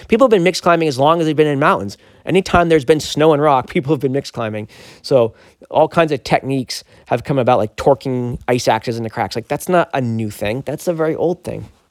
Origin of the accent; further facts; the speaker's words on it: Maine, United States; we're both Mainers